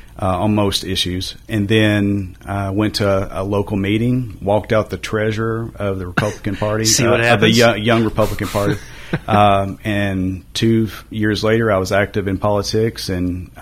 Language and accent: English; Glasgow, Kentucky, United States; moved away as an adult; now in Hendersonville, United States; So I'm from Kentucky. I never thought I would leave Kentucky, moved down here for 5 years in my head with the plan to move back to, you know, my hometown